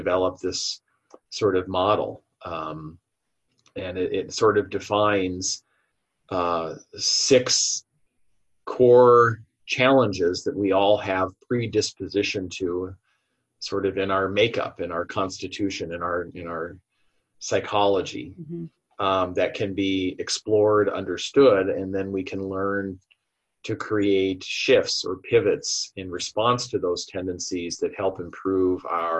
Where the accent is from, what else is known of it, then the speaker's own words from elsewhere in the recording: Iowa, United States; moved away; I grew up in Iowa. So I'm a Midwesterner originally